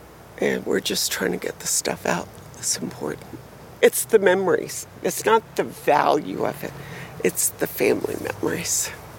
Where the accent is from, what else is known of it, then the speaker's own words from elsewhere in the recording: Miami, Florida, United States; now in Fort Myers, United States; I was born and raised. I'm from Miami originally, so I've been in hurricanes all my life.